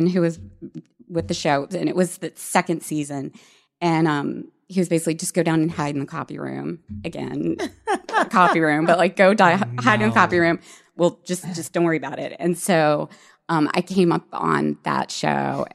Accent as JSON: {"language": "English", "region": "Virginia", "country": "United States", "tie": "born or raised there", "moved": "as an adult", "lives_now": "Los Angeles, United States", "said": "I grew up in Virginia"}